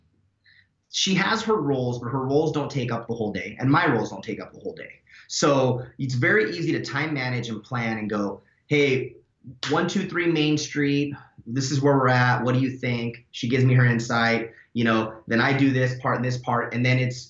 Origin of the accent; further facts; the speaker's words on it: Fontana, California, United States; now in Claremont, United States; I grew up in Fontana, which is not a wealthy part of Southern California